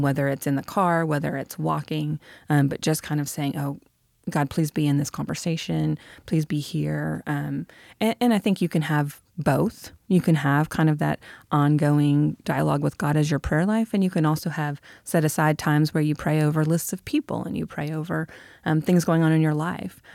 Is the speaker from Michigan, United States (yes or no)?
yes; Michigan, United States; moved away; I'm from Michigan